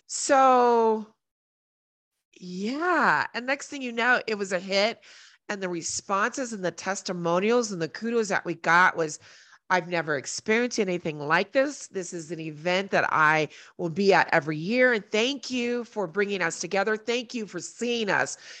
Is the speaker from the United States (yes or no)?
yes; Colorado Springs, Colorado, United States; I'm from Colorado Springs